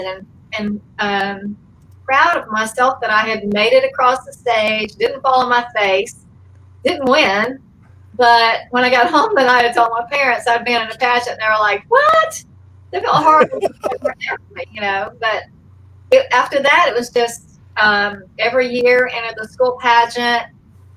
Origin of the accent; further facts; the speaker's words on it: Forest Park, Georgia, United States; moved away as an adult; also born or lived in Alma, Georgia / California; we moved to a little town called Forest Park, which is near the Atlanta airport. And I went to elementary school there